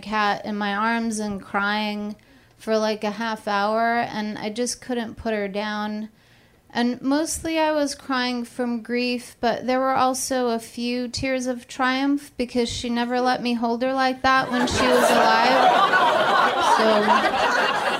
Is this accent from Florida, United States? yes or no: no; California, United States; moved away as an adult; also born or lived in Austin, Texas; I'm from California, but I've moved to Austin, Texas a few times.